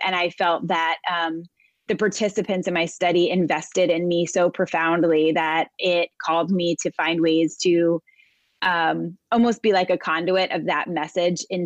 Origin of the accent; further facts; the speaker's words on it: New York City, New York, United States; I am a New Yorker, born and raised. I live most of my life in and around New York City area.